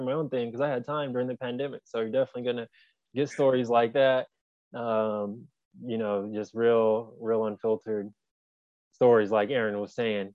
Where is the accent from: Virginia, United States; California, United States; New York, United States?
California, United States; San Jose; I'm actually from San Jose, California. So Northern California, Bay Area. That's where I was born and raised, currently reside.